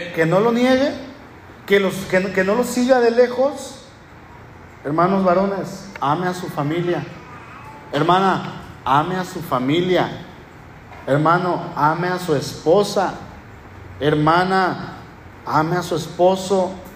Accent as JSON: {"language": "Spanish", "region": "northern Mexico", "country": "Mexico", "also_born_or_lived": "Puerto Vallarta", "accent": "norteño", "said": "yo voy a la Ciudad de México con mi familia y mi familia me dice, oye, hablas como norteño, hablas como ranchero"}